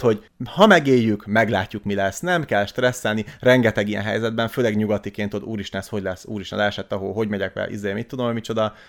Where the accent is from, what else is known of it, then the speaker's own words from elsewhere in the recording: Hungary; moved away; also born or lived in Russia; magyarként, főleg magyarként